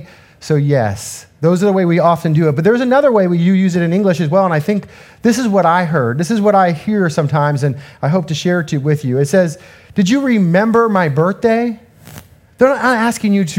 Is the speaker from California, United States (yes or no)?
yes; Southern California, United States; I'm from Southern California